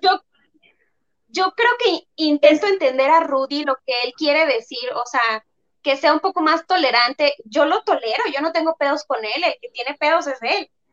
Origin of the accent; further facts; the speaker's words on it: Tabasco, Mexico; now in Guadalajara, Mexico; nosotras vivimos aquí en, en Guadalajara, somos tabasqueñas